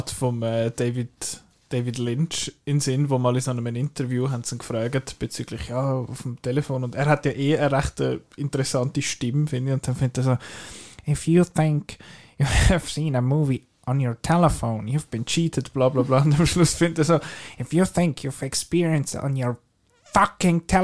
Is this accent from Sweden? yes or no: no; Switzerland; Und als Schweizer, wo eh nicht willst, auffallen irgendwie